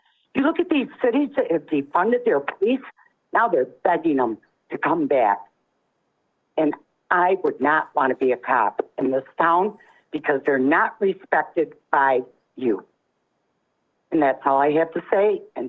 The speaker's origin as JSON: {"language": "English", "town": "Birmingham", "region": "Alabama", "country": "United States", "tie": "born or raised there", "moved": "yes", "lives_now": "Grand Rapids, United States", "said": "I grew up in Birmingham, Alabama."}